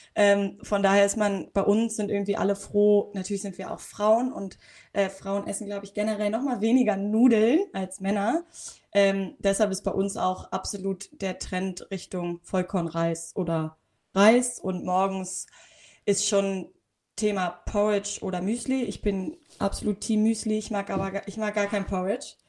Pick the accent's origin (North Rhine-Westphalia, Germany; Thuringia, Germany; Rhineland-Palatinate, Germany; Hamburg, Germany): Hamburg, Germany; ich bin ja Hamburgerin